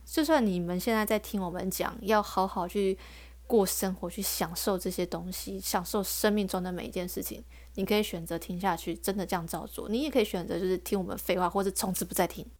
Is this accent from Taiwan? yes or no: yes; Taiwan; 我是台湾的